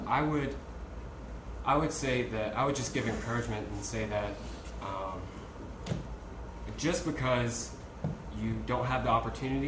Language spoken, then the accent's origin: English; United States; my life as an American